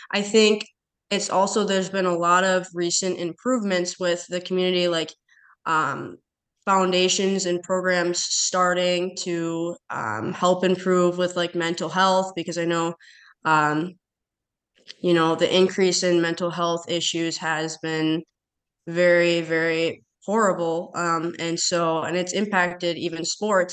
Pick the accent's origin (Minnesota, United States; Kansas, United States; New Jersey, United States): Minnesota, United States; Chisago City; growing up in Chisago, it's it's a really small town